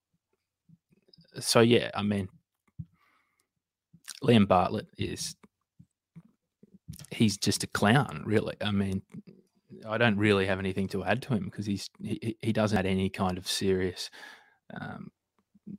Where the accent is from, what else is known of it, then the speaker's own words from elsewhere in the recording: Australia; also born or lived in Queensland; I'm an Australian